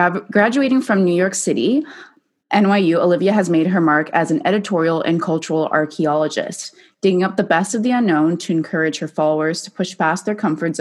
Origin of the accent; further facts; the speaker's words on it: Canada; I'm from Canada, and I was in a business program, and we have these co-ops